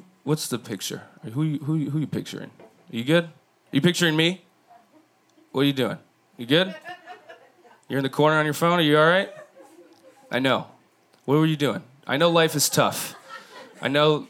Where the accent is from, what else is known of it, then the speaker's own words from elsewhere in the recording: Midwest, United States; moved away; I'm from the Midwest